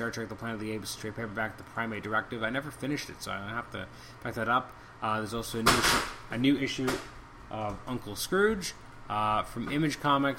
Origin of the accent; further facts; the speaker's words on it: Canada; as a Canadian